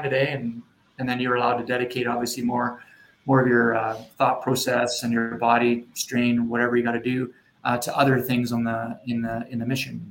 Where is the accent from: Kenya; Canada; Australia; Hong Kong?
Canada; Edmonton, Alberta; now in Moose Jaw, Canada; I grew up in Edmonton